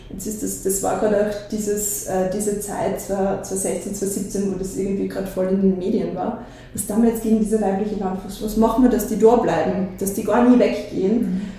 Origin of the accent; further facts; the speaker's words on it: Liezen, Styria, Austria; moved away as an adult; now in Vienna, Austria; bin aus Liezen weggezogen nach der Matura mit 18 ähm, und wollte unbedingt in die große Stadt. Und das war für mich nur Wien.